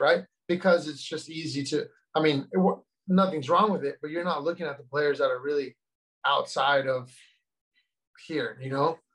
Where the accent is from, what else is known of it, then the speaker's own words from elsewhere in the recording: Simi Valley, California, United States; I'm from Simi Valley, California.